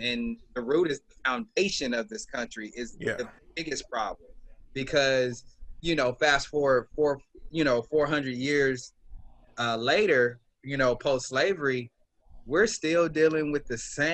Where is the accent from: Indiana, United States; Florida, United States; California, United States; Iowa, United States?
California, United States; Los Angeles; I'm from Los Angeles, California, South LA. Born and raised